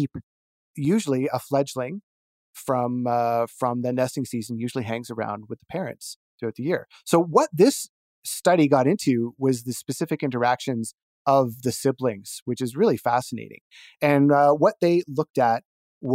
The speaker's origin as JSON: {"language": "English", "town": "Peterborough", "region": "Ontario", "country": "Canada", "tie": "born or raised there", "said": "I grew up in Peterborough. It's south of Algonquin Park."}